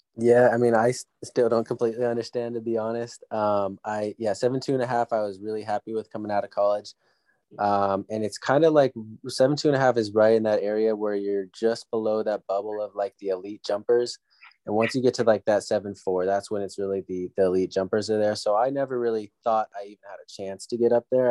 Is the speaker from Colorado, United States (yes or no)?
no; San Diego, California, United States; I came back and did junior college back in my hometown, San Diego